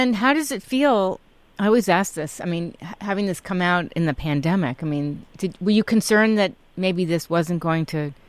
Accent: Connecticut, United States; also born or lived in Manhattan, New York / Woodbury, Long Island; I grew up I was born in Connecticut, moved to Manhattan briefly in Woodbury, Long Island, and then back to Stanford. But we were always in New York City.

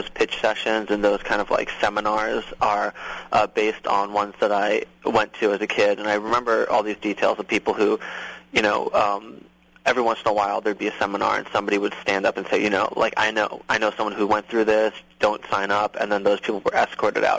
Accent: outside of Boston, Massachusetts, United States; moved away as an adult; also born or lived in Los Angeles, United States; now in New York, United States; I grew up outside of Boston

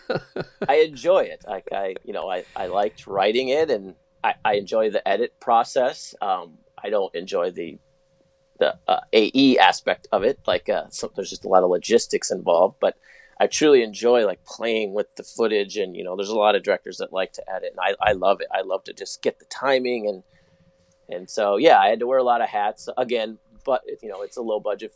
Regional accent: Chicago, Illinois, United States; growing up in Chicago

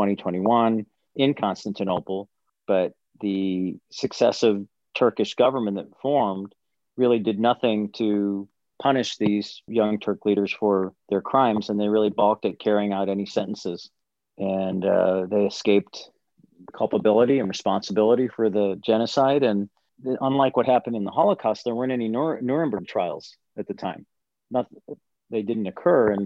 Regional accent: United States; growing up in America. I wasn't raised Armenian

